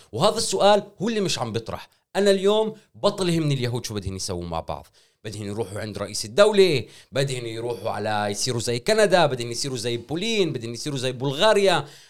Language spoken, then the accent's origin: Arabic; Israel; احنا كفلسطينيين واحنا ك, يعني كمجموعه قوميه في داخل هاي البلاد